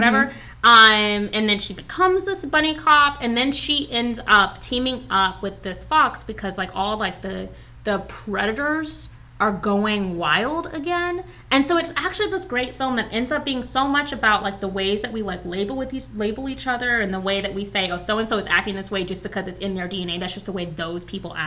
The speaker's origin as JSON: {"language": "English", "town": "Alexandria", "region": "Virginia", "country": "United States", "tie": "born or raised there", "said": "I grew up in Alexandria, Virginia."}